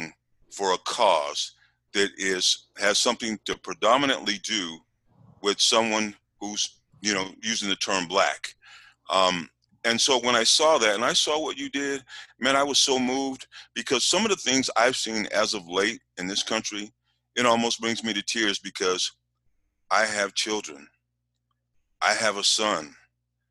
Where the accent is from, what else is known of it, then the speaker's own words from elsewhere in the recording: Utah, United States; also born or lived in California; I am originally from Utah. I'm the first child in my family who was born here in Utah